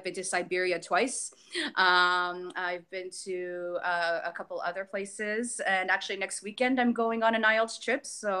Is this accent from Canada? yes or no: yes; Canada; And alas, well, I'm Canadian, and a lot of places they want British English